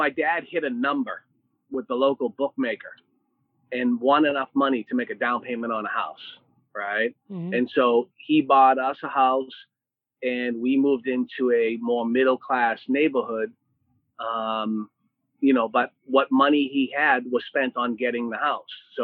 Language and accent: English; Boston, Massachusetts, United States; I grew up in Dorchester, Massachusetts, which is part of Boston